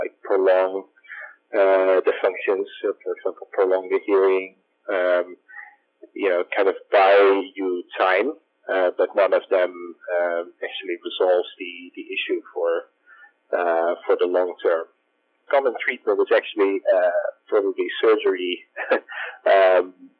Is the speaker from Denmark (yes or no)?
no; Netherlands; moved away as an adult; now in San Francisco, United States; I grew up in the Netherlands